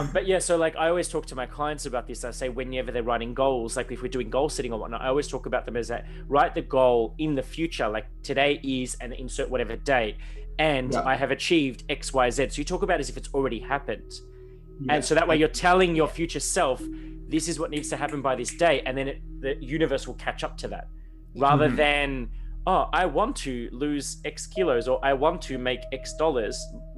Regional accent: Melbourne, Victoria, Australia; So I'm from Melbourne

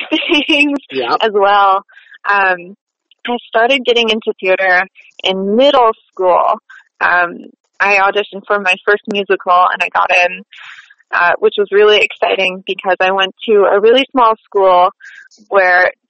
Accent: Brooktondale, New York, United States; I was born and raised just outside of Ithaca, New York, in a small little village called Brooktondale

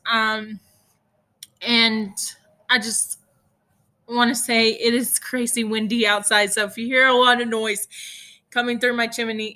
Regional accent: Hereford, Texas, United States; I am from Hereford, Texas, which is the beef capital of the world

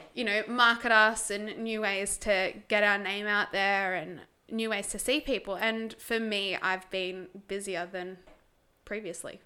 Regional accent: Tasmania, Australia; I grew up in Tassie. Good old little Tassie.

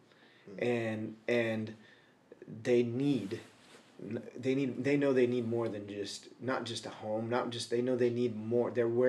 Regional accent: the West, United States; I'm a gringo from the West. I'll just talk to him.

